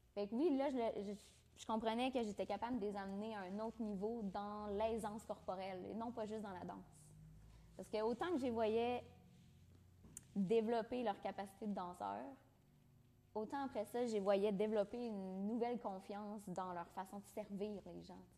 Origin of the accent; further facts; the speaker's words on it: Saint-Georges, Quebec, Canada; je viens de la Beauce, tu sais. Saint-Georges-de-Beauce